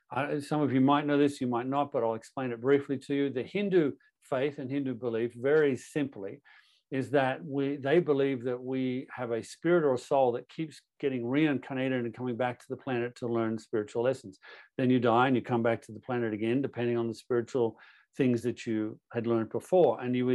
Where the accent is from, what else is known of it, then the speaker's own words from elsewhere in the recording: Toronto, Ontario, Canada; also born or lived in Australia; But I was born in Toronto, born and raised in Canada.